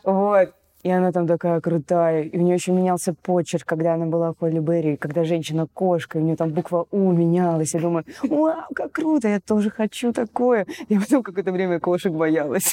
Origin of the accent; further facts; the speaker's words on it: Saint Petersburg, Russia; мы же все из Питера